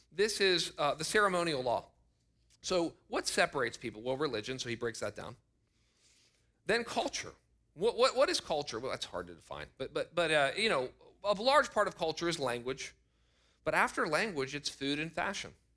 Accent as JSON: {"language": "English", "country": "United States", "said": "I am so grateful to be an American."}